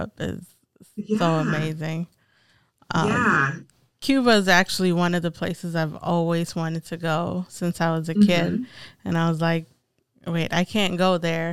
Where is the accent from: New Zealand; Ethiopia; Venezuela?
Ethiopia; moved away; I grew up in Ethiopia. My parents are Eritreans.